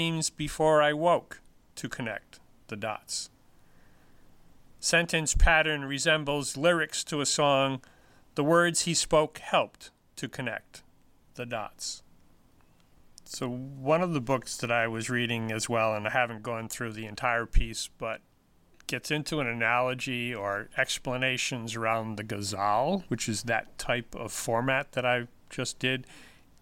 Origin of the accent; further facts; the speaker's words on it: Pawtucket, Rhode Island, United States; now in Franklin, United States; I grew up in Pawtucket